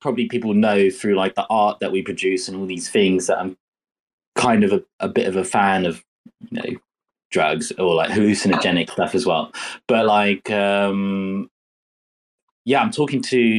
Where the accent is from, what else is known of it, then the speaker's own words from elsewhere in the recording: England, United Kingdom; Maybe this is me being English.